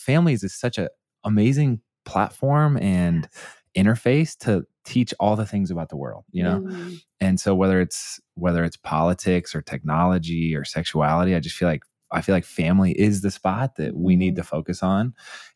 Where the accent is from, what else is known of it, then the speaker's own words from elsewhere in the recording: Indianapolis, Indiana, United States; I grew up in Indianapolis